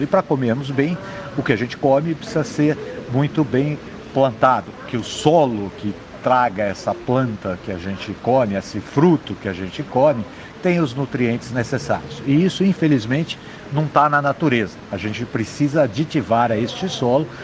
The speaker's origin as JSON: {"language": "Portuguese", "country": "Brazil"}